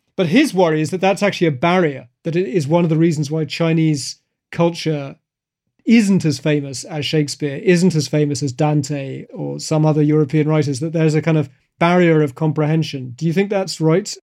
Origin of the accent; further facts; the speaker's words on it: United Kingdom; now in Beijing, China; as a British kid